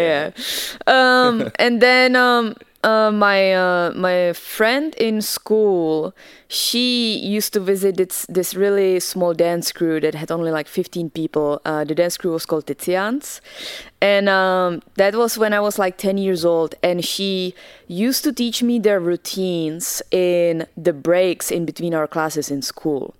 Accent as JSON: {"language": "English", "town": "Česká Kamenice", "region": "Ústí nad Labem Region", "country": "Czechia", "tie": "born or raised there", "second_language": "English", "moved": "as an adult", "lives_now": "United States", "said": "I'm originally from the Czech Republic. Uh, I grew up there and uh, I actually didn't move to America until I was 18"}